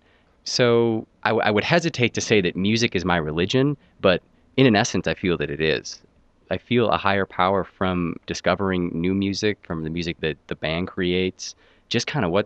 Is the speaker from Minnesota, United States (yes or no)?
yes; Minneapolis, Minnesota, United States; I'm from Minneapolis proper